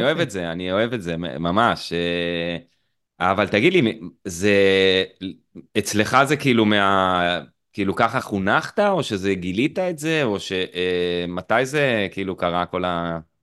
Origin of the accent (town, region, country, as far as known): Eilat, Southern District, Israel